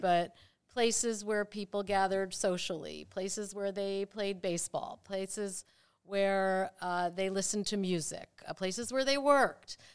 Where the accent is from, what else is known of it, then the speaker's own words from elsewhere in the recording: Maplewood, New Jersey, United States; moved away as an adult; also born or lived in Rochester, New York; now in Cincinnati, United States; I grew up in Maplewood, New Jersey